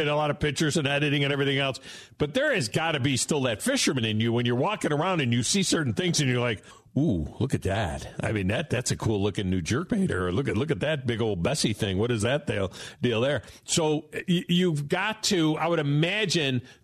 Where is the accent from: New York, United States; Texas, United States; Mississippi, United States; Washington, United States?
New York, United States; Finger Lakes; moved away; up north where I grew up in the Finger Lakes